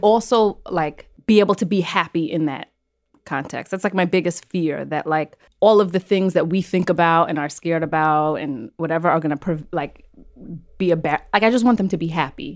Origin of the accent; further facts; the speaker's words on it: New York City, New York, United States; also born or lived in Brooklyn; I was born and raised on Roosevelt Island